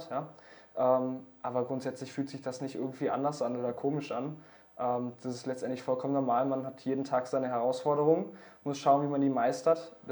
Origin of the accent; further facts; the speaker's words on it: Essen, North Rhine-Westphalia, Germany; Mich hat eine Agentur aus dem Ort, woher ich komme, aus Essen, Deutschland, äh, angesprochen.